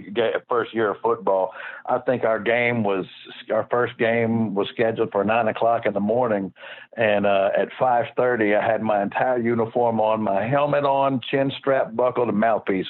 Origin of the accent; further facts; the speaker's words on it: Houston, Texas, United States; I grew up in Houston.